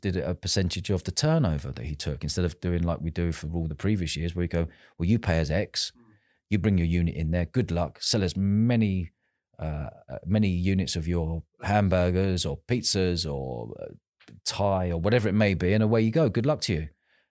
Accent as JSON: {"language": "English", "region": "London", "country": "United Kingdom", "said": "I was from London, she was from Manchester, but we were all in the same festival together"}